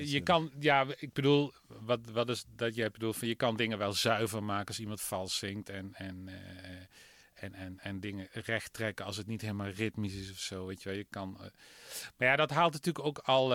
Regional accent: southeastern Netherlands, Netherlands; ik ben wel een Oosterling. meer Zuid, Zuidoosterling.

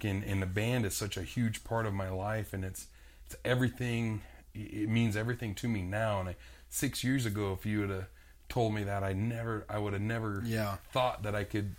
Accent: Rapid City, South Dakota, United States; it's my hometown, it's where I was born and raised

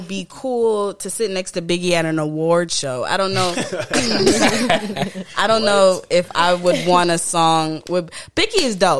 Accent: Florida, United States; also born or lived in Jamaica; now in Georgia, United States; So it's so weird because I was born there, but I wasn't really raised there. I was raised in Florida. So it's like, well, I live in Georgia, but I was from, you know, weird.

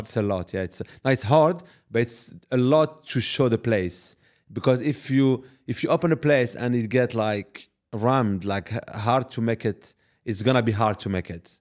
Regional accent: Paris, Île-de-France, France; moved away as an adult; also born or lived in Morocco (ancestry); now in Dubai, United Arab Emirates; I'm actually from Paris, uh, originally Moroccan, and I moved in Dubai

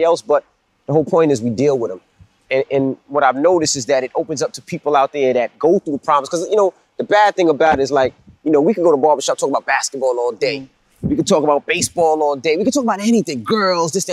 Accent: New York City, New York, United States; also born or lived in Brooklyn; I'm from Queens

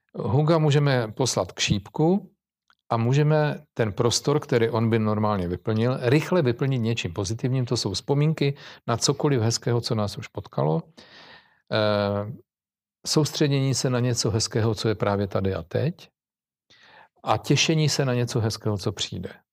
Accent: Czechia; jako Češi

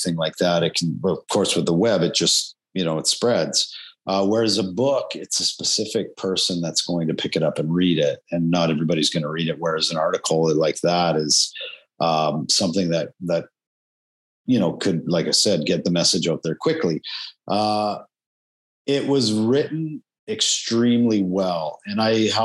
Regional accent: Calgary, Alberta, Canada; also born or lived in Medicine Hat, Alberta; now in Vancouver, Canada; I grew up in Calgary, Alberta, in Canada, on the prairie

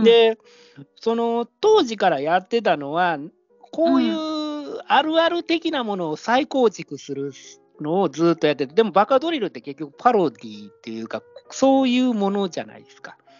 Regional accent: Takatsuki, Osaka, Japan; accent: Osaka dialect; moved away as an adult; also born or lived in Kyoto; now in Tokyo, Japan; 大阪の高槻、僕の実家の方に今戻ってるんですよ

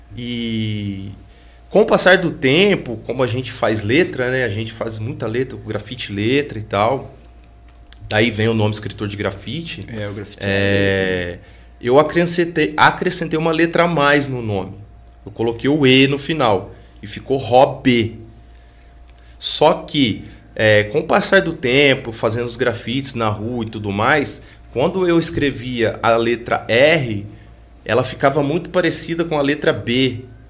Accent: Pouso Alegre, Minas Gerais, Brazil; eu ficava muito ali no meu bairro, que eu cresci e nasci no Santo Antônio

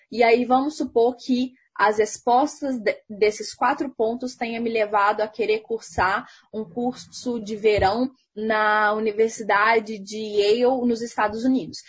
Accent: Minas Gerais, Brazil; eu sou de Minas Gerais

